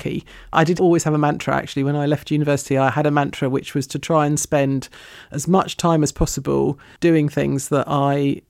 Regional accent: London, United Kingdom; born or raised there; also born or lived in New York, United States; now in South East Cornwall, United Kingdom

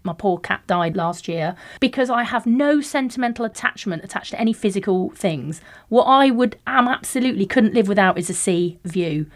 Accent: Plymouth, South West England, United Kingdom; I'm from Heel Village, and it's classified as, like, one of the most deprived areas in the Southwest

